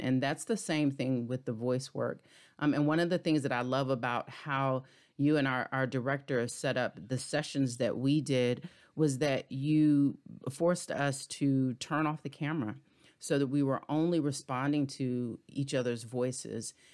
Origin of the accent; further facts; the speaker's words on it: Hampton Roads, Virginia, United States; moved away; also born or lived in DMV area; I'm originally from Tidewater area, so Hampton Roads, Virginia, a native Virginian.